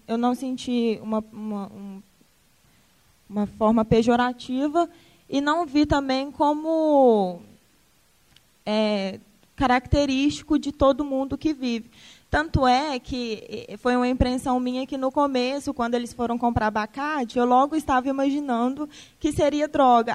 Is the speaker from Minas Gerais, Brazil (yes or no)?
yes; Ribeirão das Neves, Minas Gerais, Brazil; eu também sou de Ribeirão das Neves. Sou de Ribeirão das Neves, é, sou de uma região periférica